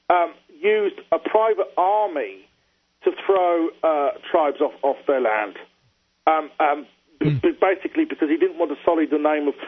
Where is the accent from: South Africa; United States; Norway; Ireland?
South Africa; I am South African and I'm but, proud to be South African